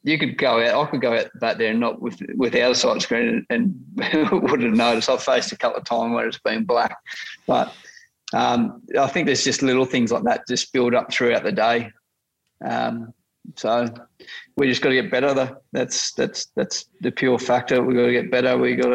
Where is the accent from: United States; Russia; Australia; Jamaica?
Australia; the positive brand of cricket that we know that we can play as Australian cricketers.